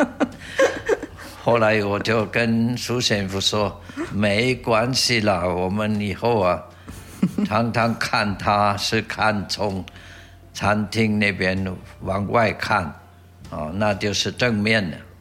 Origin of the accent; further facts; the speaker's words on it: Switzerland; Chinese is a second language; moved away as an adult; now in Taitung, Taiwan; 我的家乡在瑞士的东部